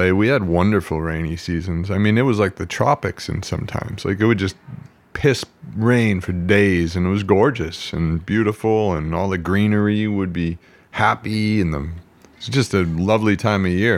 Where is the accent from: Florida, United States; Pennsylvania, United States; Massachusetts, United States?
Massachusetts, United States; Quincy; also born or lived in Boston, Massachusetts; now in California, United States; my hometown, Quincy, Massachusetts